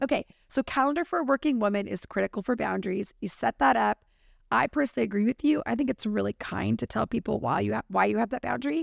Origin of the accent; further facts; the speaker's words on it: California, United States; as a Californian, which we are